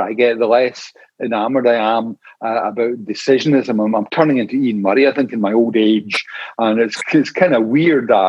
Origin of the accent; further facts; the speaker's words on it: Scotland, United Kingdom; when I cross the border into Scotland, I always think, oh, you know, I'm home again